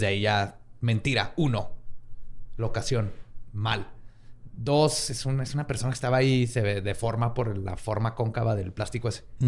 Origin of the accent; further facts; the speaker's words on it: Mexico; como mexicanos